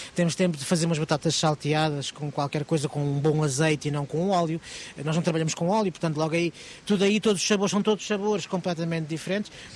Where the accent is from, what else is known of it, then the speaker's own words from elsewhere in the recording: Lisbon, Portugal; sou Lisboeta